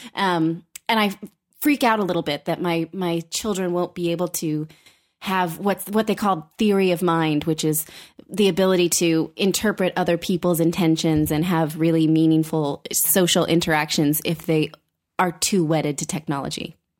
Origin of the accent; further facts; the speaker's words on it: Fremont, California, United States; I grew up in Fremont